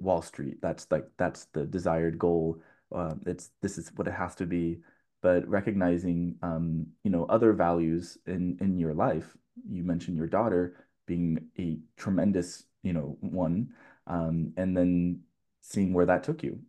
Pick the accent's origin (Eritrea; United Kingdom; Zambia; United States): United States; California; coming from a Californian